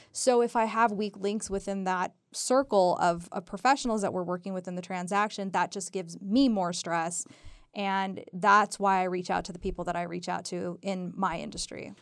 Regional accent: Southern California, United States; moved away as an adult; now in Reno, United States; I'm from Southern California originally

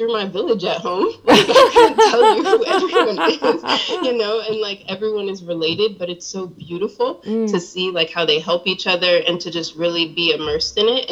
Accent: Augusta, Georgia, United States; moved away; also born or lived in Ohio / Charlotte, North Carolina; I was born in Ohio, but I grew up in Augusta, Georgia, and then my family moved to Charlotte

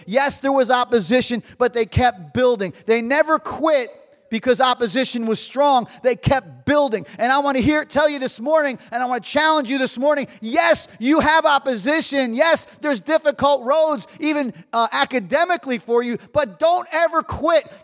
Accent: New Jersey, United States; I'm from Jersey

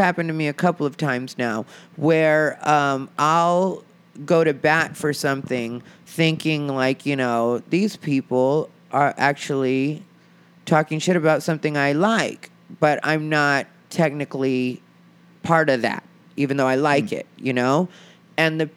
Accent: Arizona, United States; moved away as an adult; now in Los Angeles, United States; the town I'm from is smaller, but the scene, when I say my hometown scene, that's Phoenix, Arizona

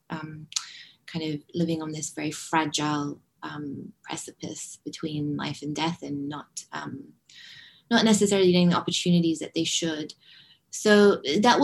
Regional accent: Hong Kong; moved away; also born or lived in London; growing up in Hong Kong

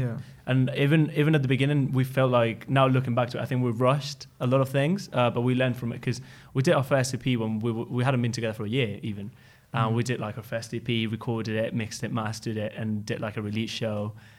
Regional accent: Spain; English is a second language; moved away; because I came from Spain with Nico. We came together.

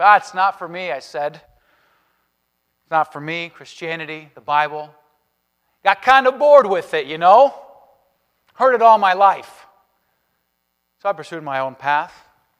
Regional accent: Spain; born there; but I was born in Spain. Parents are missionaries there, going on 40 years.

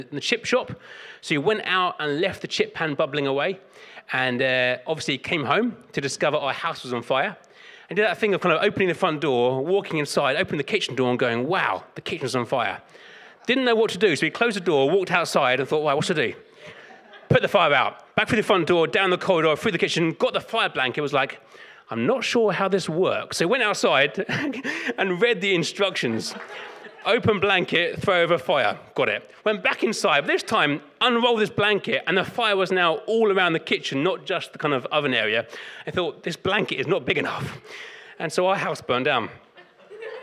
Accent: London, United Kingdom; I grew up in South London

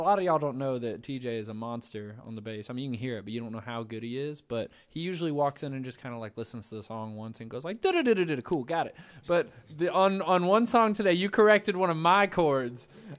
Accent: Savannah, Georgia, United States; also born or lived in Nashville; I'm from Savannah. I was born in Nashville, but I was raised in Savannah, so I don't really mess with the cold like that either.

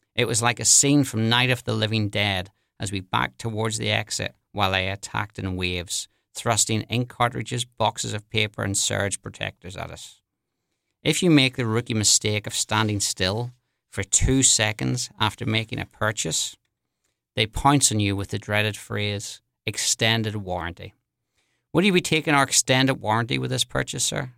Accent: Belfast, Northern Ireland, United Kingdom; moved away as an adult; also born or lived in London; now in New Orleans, United States; I'm originally from Belfast in Northern Ireland. I grew up there in the seventies and the eighties

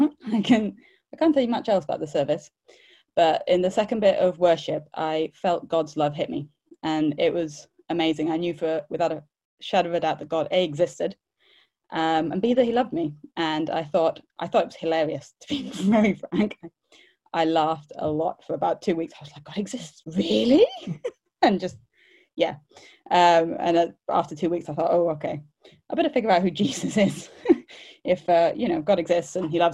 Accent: India; moved away as an adult; also born or lived in London; I grew up in India, so I grew up around most of the world religions at various times

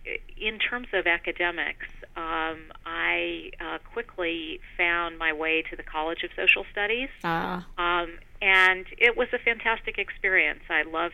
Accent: Poland; also born or lived in Germany; Yeah, so I grew up in Poland during a period of communist rule, during the period of the Iron Curtain still in place, the Cold War, and also Germany, before the unification of Germany

